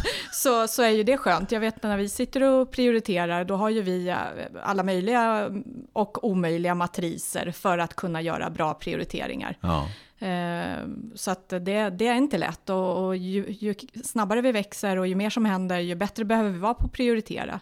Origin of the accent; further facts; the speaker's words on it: Stockholm, Stockholm County, Sweden; moved away as an adult; now in Nyköping, Sweden; jag är ju från Stockholm ursprungligen, ja. flyttade till Nyköping 2004